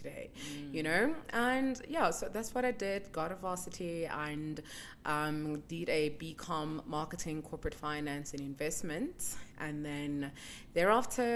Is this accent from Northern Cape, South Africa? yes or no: yes; Kimberley, Northern Cape, South Africa; I'm born from in Kimberley, and I was born and raised there, grew up there, attended high school there